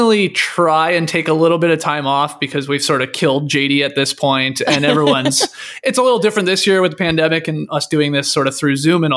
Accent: Stratford, Ontario, Canada; moved away; I grew up in Canada

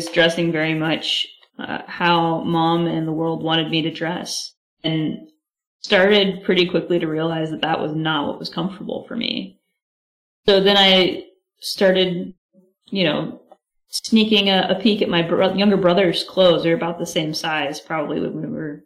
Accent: South Texas, United States; I grew up in South Texas, right where I'm currently sitting

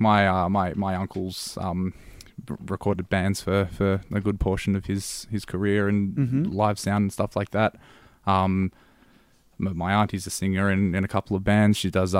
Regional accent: Blackburn South, Victoria, Australia; I'm from not all that far away from Joseph, considering we went to the same high school. I'm from Blackburn South.

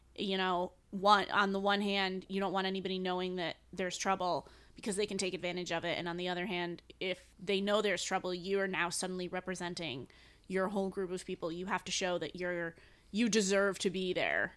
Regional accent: New England, United States; now in New York, United States; I'm from New England.

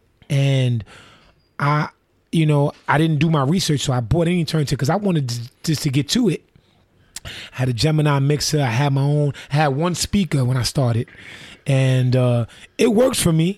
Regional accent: New York City, New York, United States; growing up in Harlem

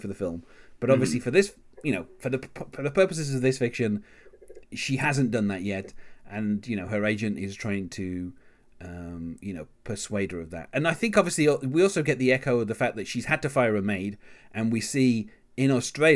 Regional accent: England, United Kingdom; as an Englishman myself

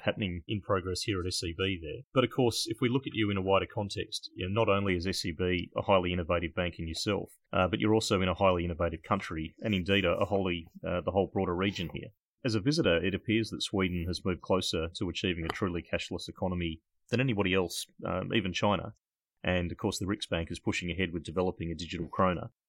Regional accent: Australia; accent: Australian; my Australian accent

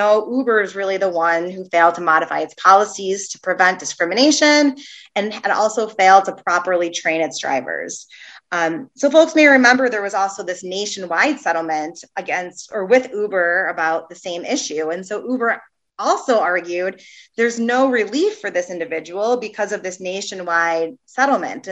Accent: Chicago, Illinois, United States; my hometown of Chicago

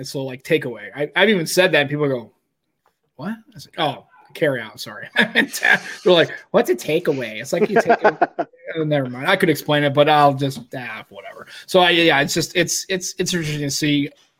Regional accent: Staines, South East England, United Kingdom; I'm from Staines.

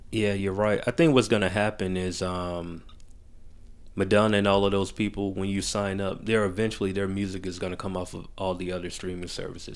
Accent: Macon, Georgia, United States; moved away as an adult; now in Atlanta, United States; I was born here, raised in Macon. I always say I'm from Macon 'cause I, I went to school from kindergarten

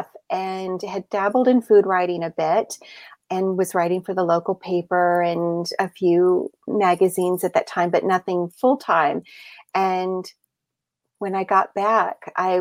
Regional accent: the South, United States; I grew up in the South

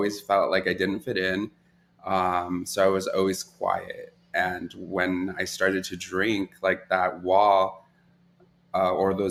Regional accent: Los Angeles, California, United States; also born or lived in Ventura County, California; I was born in Ventura County. And then I kind of was raised in the San Fernando Valley

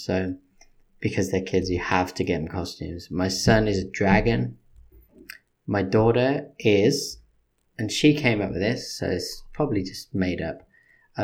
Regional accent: England, United Kingdom; moved away as an adult; now in United States; I mean, I'm English.

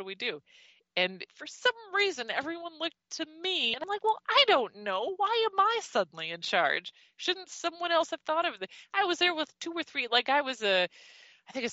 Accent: Midwest, United States; the Midwest

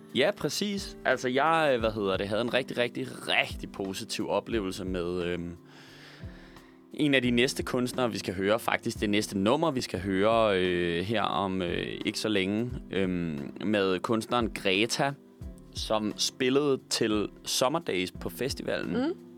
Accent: Roskilde, Zealand, Denmark; jeg kommer fra Roskilde

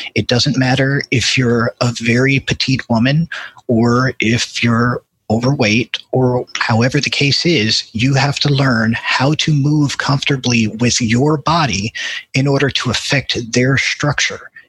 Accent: Houston, Texas, United States; I'm from Houston

